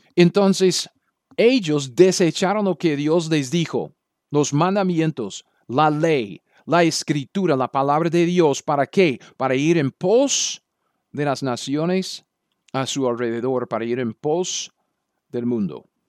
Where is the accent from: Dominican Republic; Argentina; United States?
United States; Spanish is a second language; moved away as an adult; also born or lived in Latin America; yo soy un gringo